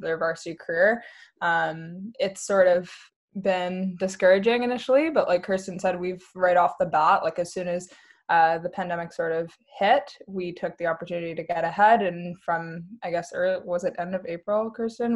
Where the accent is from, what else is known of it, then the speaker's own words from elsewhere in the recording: Vancouver, British Columbia, Canada; moved away as an adult; now in Kingston, Canada; I'm from Vancouver, BC originally